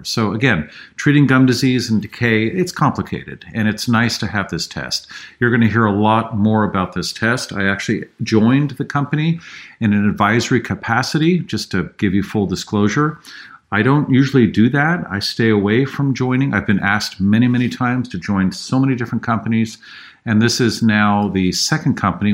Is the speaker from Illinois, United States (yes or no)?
no; San Francisco, California, United States; I grew up in San Francisco, drank the water.